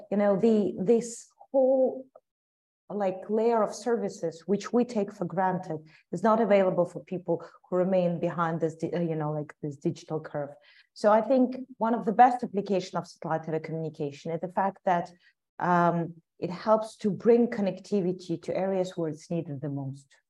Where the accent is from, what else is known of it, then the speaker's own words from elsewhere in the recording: Ukraine; I'm a proud Ukrainian and I love a lot my, my home country